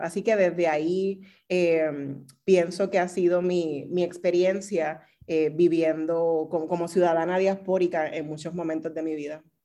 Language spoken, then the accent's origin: Spanish; Puerto Rico; also born or lived in Texas; no pensaban que podría ser puertorriqueña